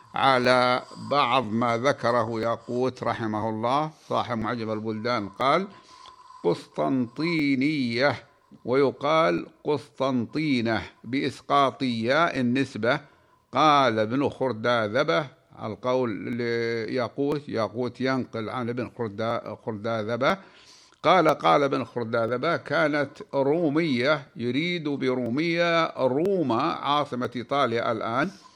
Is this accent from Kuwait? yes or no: no; Saudi Arabia; بلادنا المملكة العربية السعودية